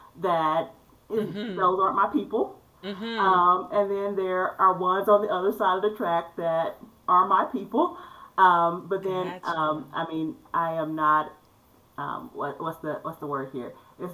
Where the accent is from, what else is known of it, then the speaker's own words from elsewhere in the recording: Crenshaw, Mississippi, United States; also born or lived in Minnesota / Illinois; I am from Crenshaw, Mississippi. And so that is in the northwest corner of the state of Mississippi. My people are from the Mississippi Delta, which gets its notoriety for the land where the blues began.